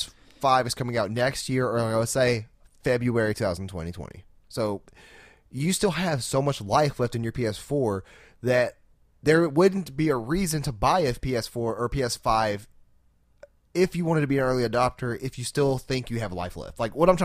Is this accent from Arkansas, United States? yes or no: yes; Arkansas, United States; We're from Arkansas.